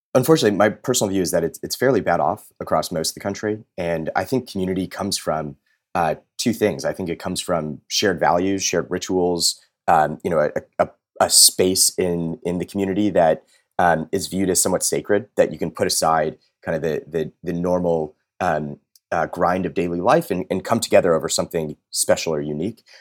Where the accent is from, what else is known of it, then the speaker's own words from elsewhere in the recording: Los Angeles, California, United States; I grew up in Los Angeles